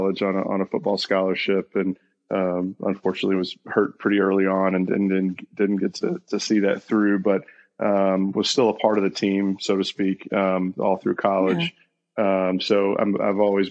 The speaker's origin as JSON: {"language": "English", "town": "Louisville", "region": "Kentucky", "country": "United States", "tie": "born or raised there", "said": "I'm a Louisville guy, born and raised in Louisville, very passionate about my hometown"}